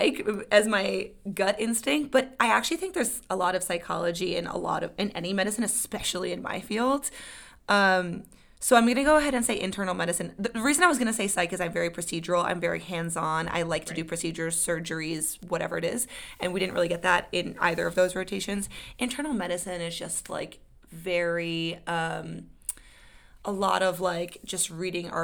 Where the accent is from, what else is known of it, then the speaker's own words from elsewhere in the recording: New York, United States; I'm from New York, East Coaster